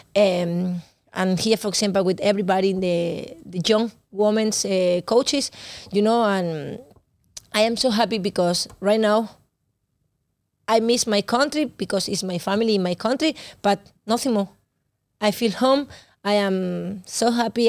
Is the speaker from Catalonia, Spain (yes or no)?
yes; Barcelona, Catalonia, Spain; English is a second language; moved away as an adult; now in Denmark; I am from Barcelona